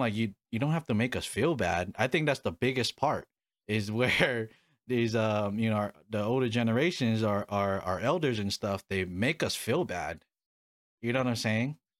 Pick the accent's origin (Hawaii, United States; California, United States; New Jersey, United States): Hawaii, United States; now in Arizona, United States; I was born and raised in Hawaii